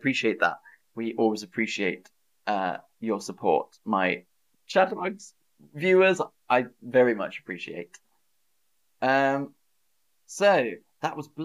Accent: Oxford, South East England, United Kingdom; accent: posh; now in Germany; I grew up in Oxford. I'm from Oxford. It's a lovely city

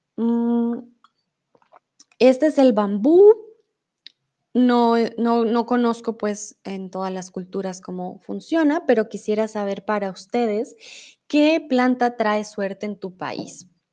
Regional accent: Colombia; also born or lived in Mexico; now in Germany; crecí con muchas supersticiones en Colombia

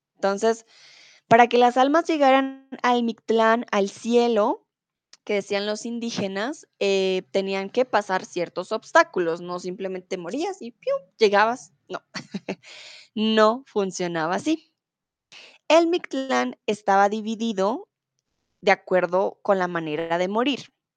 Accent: Bogotá, Colombia; now in Germany; soy de Colombia, de Bogotá, la capital, y comúnmente vivo en Alemania

